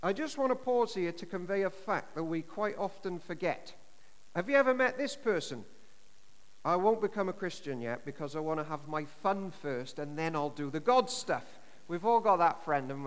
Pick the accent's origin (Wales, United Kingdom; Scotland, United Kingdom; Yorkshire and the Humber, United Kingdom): Wales, United Kingdom; Llanishen High; growing up in Tonaruin and Lanishan High